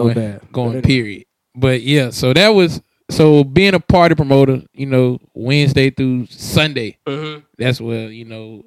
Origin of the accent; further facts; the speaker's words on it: Augusta, Georgia, United States; I'm from Augusta, Georgia